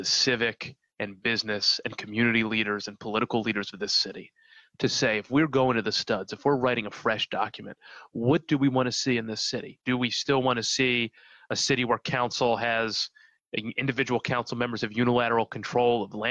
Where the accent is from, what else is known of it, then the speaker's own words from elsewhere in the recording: Philadelphia, Pennsylvania, United States; I organized in Kensington, which was where I was born, very close to where I grew up. I grew up in Fishtown.